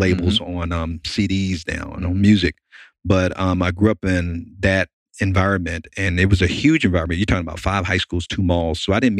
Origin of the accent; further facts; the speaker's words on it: Miami, Florida, United States; now in Chattanooga, United States; But I grew up in Miami. Okay. I'm from Miami, even though I live here in Chattanooga. Grew up in a ghetto in an urban area called Liberty City.